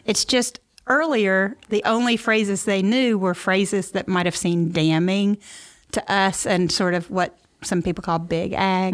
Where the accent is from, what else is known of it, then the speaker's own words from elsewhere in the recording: Memphis, Tennessee, United States; moved away as an adult; also born or lived in New York / Mississippi Delta; now in St. Louis, United States; I'm from Memphis originally